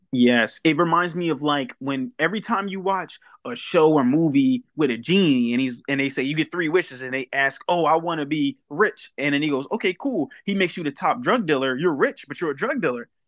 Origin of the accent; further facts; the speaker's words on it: Wilmington, Delaware, United States; also born or lived in New Castle, Delaware; I'm originally from Wilmington, Delaware